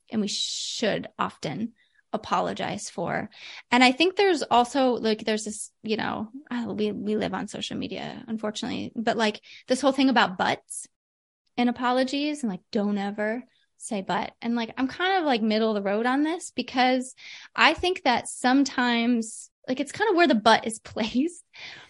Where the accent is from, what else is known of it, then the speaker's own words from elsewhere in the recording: Midwest, United States; I'm from the Midwest.